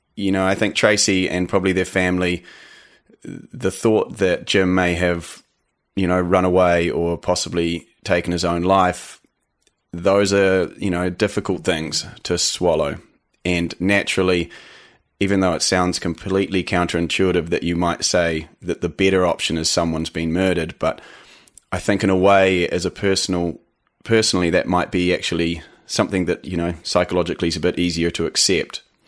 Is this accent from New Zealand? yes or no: yes; New Zealand; accent: eighty percent Kiwi, twenty percent American; also born or lived in Canada; I am actually Canadian, um, was born in Canada. You know, I had moved to New Zealand when I was young, but my mother's Canadian, and I actually went back to Canada for a couple years when I was, uh, teenager